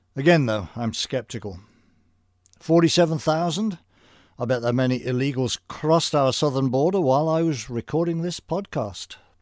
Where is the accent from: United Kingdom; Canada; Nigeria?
United Kingdom; moved away as an adult; now in United States; I was hired with a draft of a dozen or so other British programmers